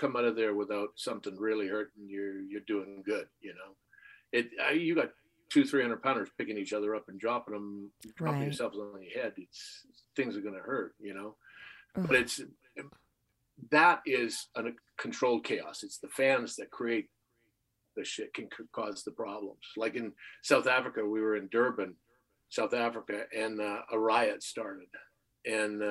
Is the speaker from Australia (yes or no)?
no; Canada; as a little kid growing up in Canada